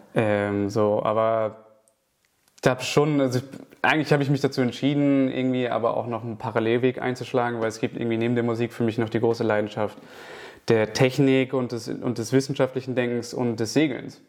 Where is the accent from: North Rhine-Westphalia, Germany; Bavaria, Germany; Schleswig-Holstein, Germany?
Schleswig-Holstein, Germany; Kiel; moved away; ich komme ja ursprünglich aus Kiel